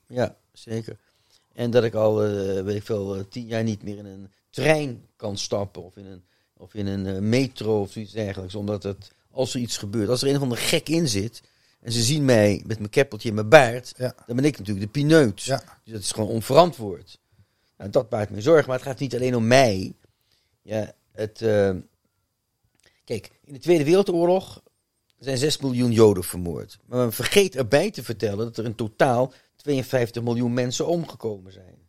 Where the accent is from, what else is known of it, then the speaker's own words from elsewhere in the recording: Netherlands; ik ben toch Nederlander